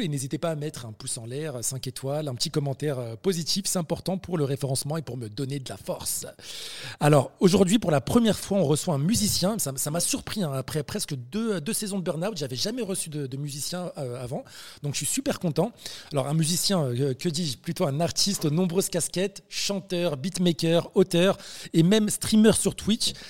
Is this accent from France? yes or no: yes; France; maghrébins de France. En l'occurrence, toi et moi